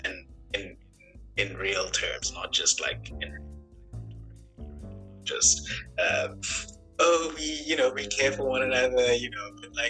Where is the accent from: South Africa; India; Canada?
South Africa; I studied at Humboldt University, which is a very prestigious university in Europe, as a South African citizen for free.